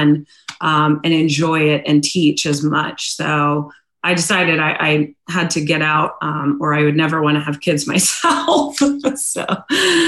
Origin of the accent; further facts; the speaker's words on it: Northern Virginia, United States; also born or lived in San Diego, California; now in Virginia Beach, United States; I was born in San Diego, raised in Virginia, in Northern Virginia